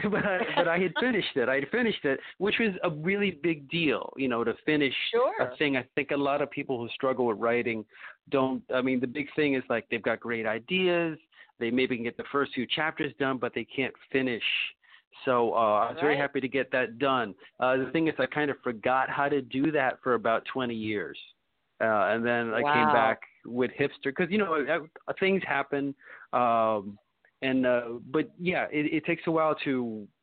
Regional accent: New York City, New York, United States; also born or lived in Jersey City; born and raised in Brooklyn, and the farthest I've moved away is to Jersey City

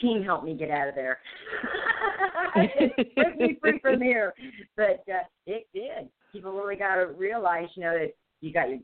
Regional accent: Iowa, United States; moved away; also born or lived in Missouri; originally I'm from Iowa

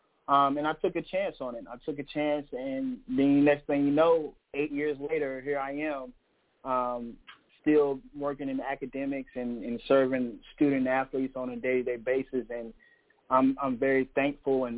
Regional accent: Elizabeth City, North Carolina, United States; moved away as an adult; also born or lived in Prairie View, Texas; now in South Carolina, United States; I'm originally from Elizabeth City, North Carolina. It's a small town.

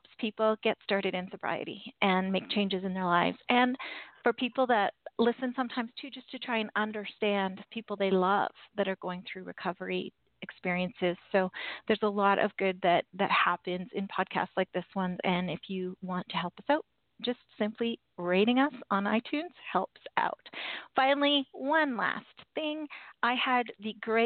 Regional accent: Canada; I am Canadian

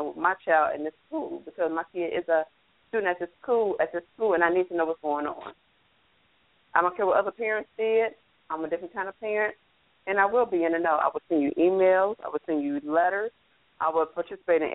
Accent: Ohio, United States; moved away; I'm from Ohio, where racism was our next door neighbor

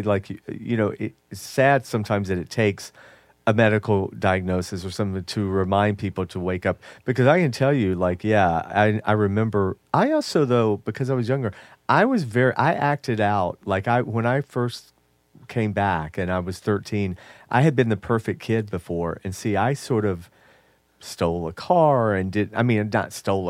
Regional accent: Jamaica; Yes, I'm Jamaican.

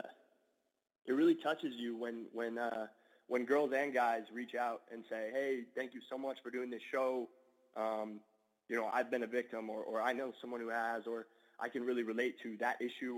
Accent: Dallas, Texas, United States; I grew up in Dallas, and you can't grow up in Dallas and not play some football

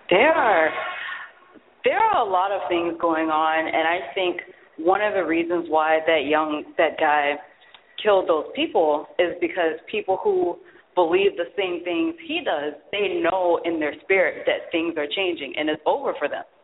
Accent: Charleston, South Carolina, United States; I grew up in Charleston, South Carolina.

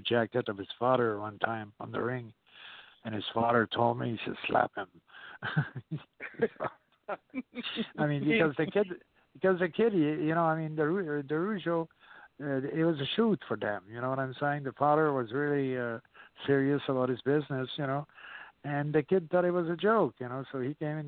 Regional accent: Canada; moved away as an adult; also born or lived in California; now in Georgia, United States; I still call home California, but right now I'm in Georgia, and I'm from Canada, and I've been here for like close to 40 some years

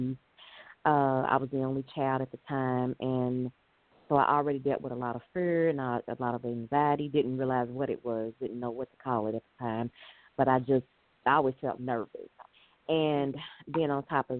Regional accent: Louisville, Kentucky, United States; I was born and raised in Louisville, Kentucky

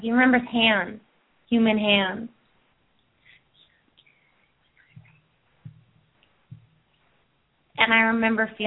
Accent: East Coast, United States; moved away; also born or lived in Ojai, California; I grew up in the East Coast

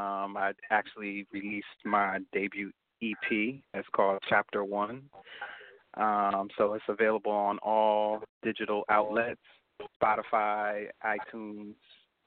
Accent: New Jersey, United States; Nah. I'm from Jersey. I'm here.

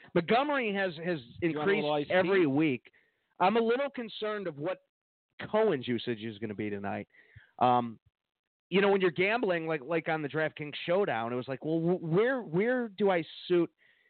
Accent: Mexico; Well, we come from Mexico, Clark.

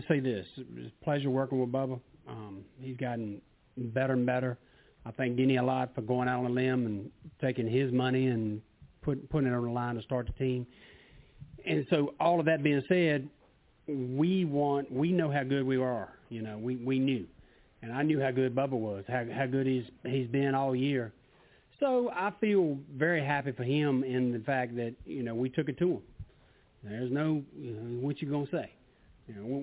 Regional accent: United States; I'm an American, and I love being American

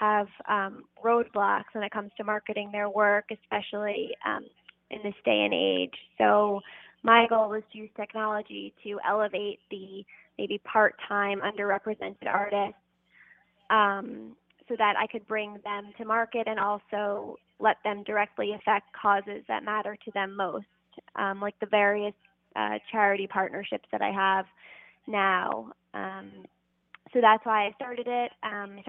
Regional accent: New York City, New York, United States; So I'm from New York City. I was born and raised here.

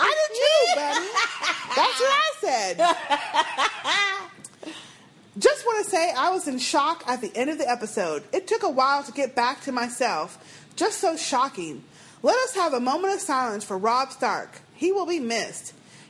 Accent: Australia; Now, Tim from Australia, I am also from Australia.

